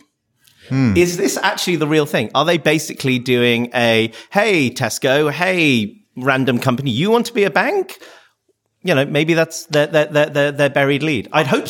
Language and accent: English; North Wales, United Kingdom; As someone from North Wales, Wrexham is a underrated town. Like, I'm going to be very biased. I love my home country.